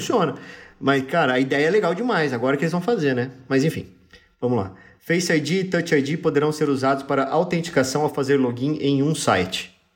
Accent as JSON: {"language": "Portuguese", "region": "interior of São Paulo state", "country": "Brazil", "said": "a gente do interior do, interior do, interior do interior do estado de São Paulo, a gente fala porta"}